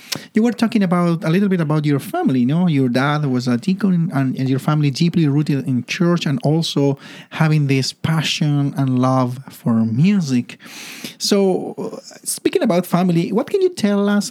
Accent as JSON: {"language": "English", "town": "Santiago", "region": "Santiago Metropolitan Region", "country": "Chile", "tie": "born or raised there", "moved": "yes", "said": "I come from Chile. I'm a city guy. I was raised and born and raised in Santiago, capital city"}